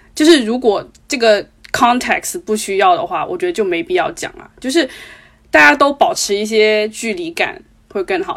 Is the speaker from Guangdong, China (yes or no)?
yes; Guangdong, China; 我们广东人爱讲的一个